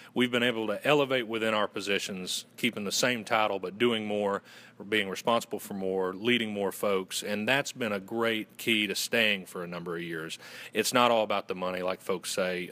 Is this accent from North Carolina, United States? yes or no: yes; Western North Carolina, United States; accent: Southern; I'm originally from Western North Carolina